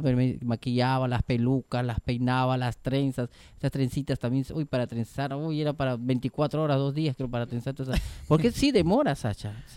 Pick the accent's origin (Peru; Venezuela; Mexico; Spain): Peru; now in Argentina; yo también tenía una peluquería en Perú y la verdad que soy de Perú. Bueno, soy china